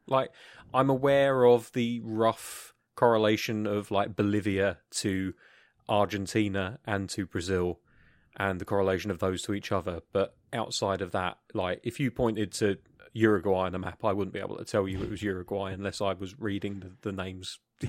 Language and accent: English; United Kingdom; first language English; from the UK.